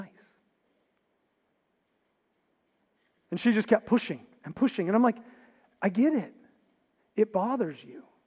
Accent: West Virginia, United States; I grew up in West Virginia

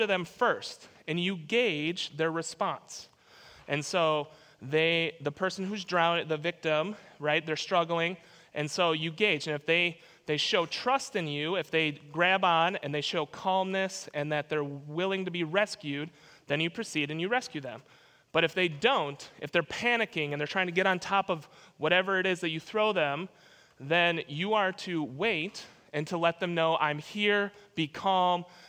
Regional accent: Minnesota, United States; moved away; I grew up in Minnesota

